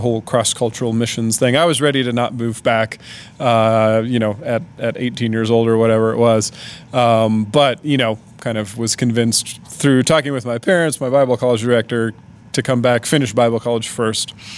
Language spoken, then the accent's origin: English; Indianapolis, Indiana, United States; moved away as an adult; now in Svitlovodsk, Ukraine; my basically home city of Indianapolis